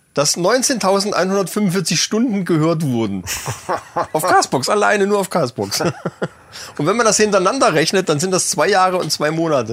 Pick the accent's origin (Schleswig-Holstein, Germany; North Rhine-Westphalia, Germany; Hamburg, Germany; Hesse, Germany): Hesse, Germany; northeast; accent: northeast Hessian; unser nordosthessische Dialekt